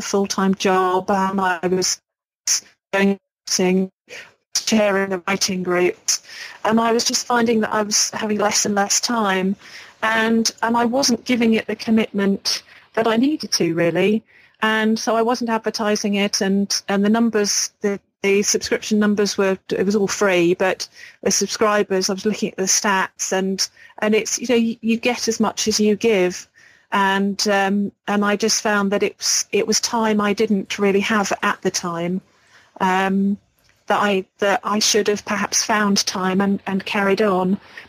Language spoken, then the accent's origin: English; England, United Kingdom; accent: English; because I'm English, I think, with a sort of an ordinary English accent, they loved it.